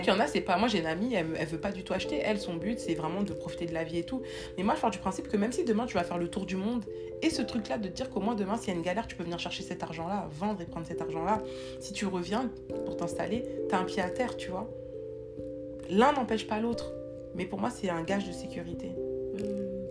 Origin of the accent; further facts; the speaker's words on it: France; moved away as an adult; now in Canada; on a quitté la France